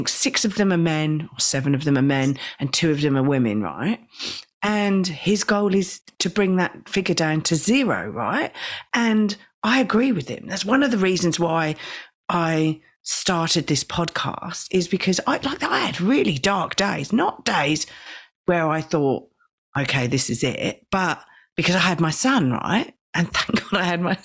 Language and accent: English; England, United Kingdom; now in Australia; I've come from the UK